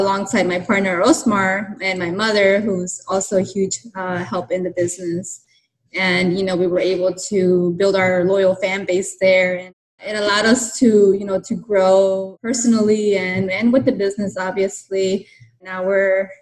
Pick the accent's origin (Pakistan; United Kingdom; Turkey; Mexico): Mexico; now in El Monte, United States; it was a huge part of my culture, you know, growing up in Mexico